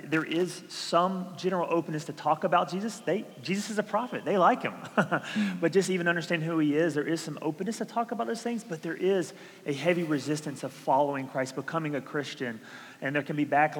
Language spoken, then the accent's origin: English; Georgia, United States; moved away; I'm from Georgia. I barely learned English